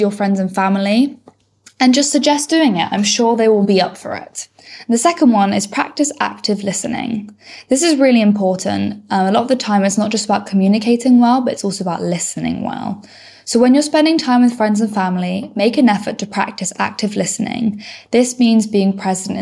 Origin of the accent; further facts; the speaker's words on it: Bristol, South West England, United Kingdom; I'm 20 years old and I'm from Bristol.